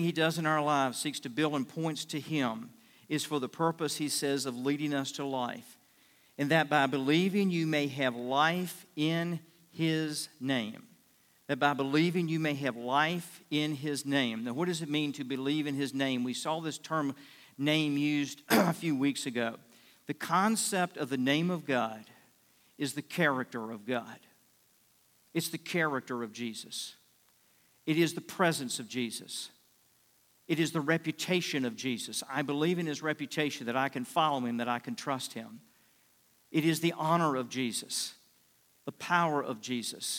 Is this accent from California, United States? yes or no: no; Richmond, Virginia, United States; moved away as an adult; also born or lived in Fort Worth, Texas; I grew up in Richmond